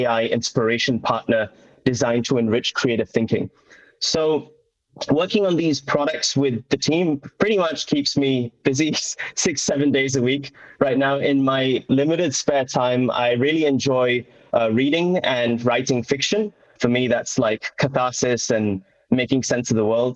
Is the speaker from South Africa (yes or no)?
no; Doncaster, Yorkshire and the Humber, United Kingdom; I was brought up in North England in a little town called Doncaster